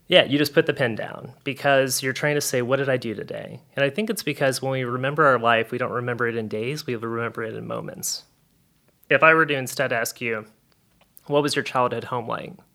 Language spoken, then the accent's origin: English; South Louisiana, United States; I'm from South Louisiana and I have a sassy Cajun grandma